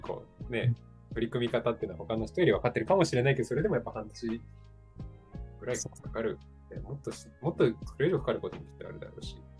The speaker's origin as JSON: {"language": "Japanese", "town": "Kobe", "region": "Hyogo", "country": "Japan", "tie": "born or raised there", "also_born_or_lived": "Copenhagen, Denmark", "said": "ちょうど地元と一緒なんですよ、僕の"}